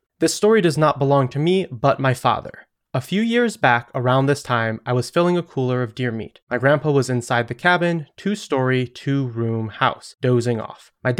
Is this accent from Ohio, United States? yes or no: yes; Akron, Ohio, United States; I grew up in Akron, which you will remember is where we went to Spaghettageddon at the Spaghetti Warehouse.